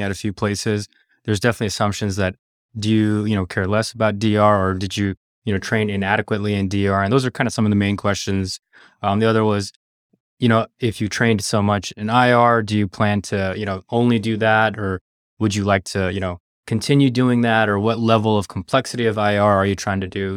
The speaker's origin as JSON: {"language": "English", "town": "Los Angeles", "region": "California", "country": "United States", "tie": "born or raised there", "also_born_or_lived": "New Orleans", "said": "I'm a L A native. I grew up here in Southern California"}